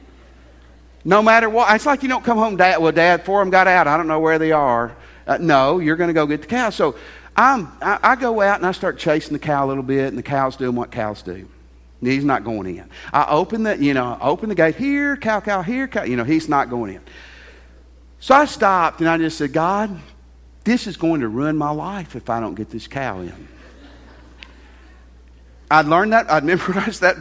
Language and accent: English; Tennessee, United States; I grew up in Tennessee